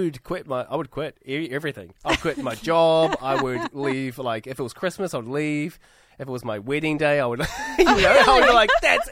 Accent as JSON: {"language": "English", "country": "New Zealand", "said": "I'm a Kiwi"}